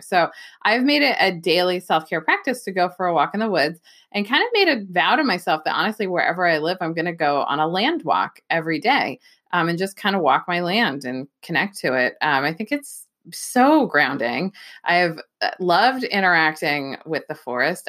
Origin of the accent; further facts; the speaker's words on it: Bay Area, California, United States; moved away as an adult; also born or lived in Los Angeles, California / New York City / Philadelphia; now in Pacific Northwest, United States; I'm not from the Pacific Northwest, I'm from the Bay Area. Um, I grew up in a suburb that I like to say could have been any suburb anywhere, but it happened to be in the Bay Area.